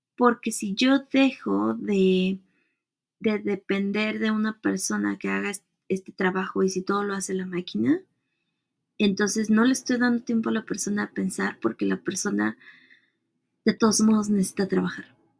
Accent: Mexico; mujer, como latina, como mexicana, como treintona

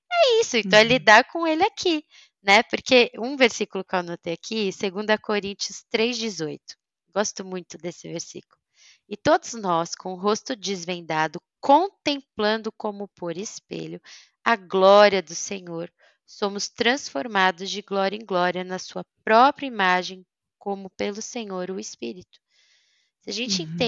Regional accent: Germany; ah, mas eu sou sincera, mas eu sou alemã.

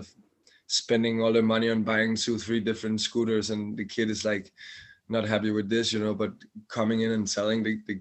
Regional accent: outside Copenhagen, Capital Region of Denmark, Denmark; I grew up outside Copenhagen, but from I was 15, 16, I live in Copenhagen

